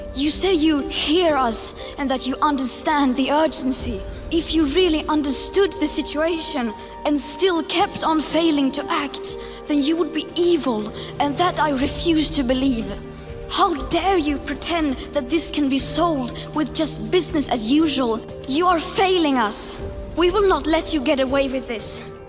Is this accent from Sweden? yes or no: no; Norway; moved away as an adult; now in Poland; I'm from Norway. Uh, I study here in Poland